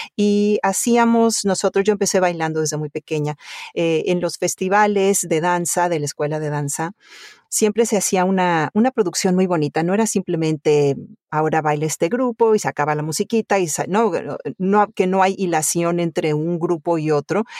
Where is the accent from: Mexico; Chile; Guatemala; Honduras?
Mexico; Mexico City; also born or lived in Italy; now in United States; cuando yo tenía dos años por ahí, nos fuimos a vivir a México, a la Ciudad de México y entonces ahí me crié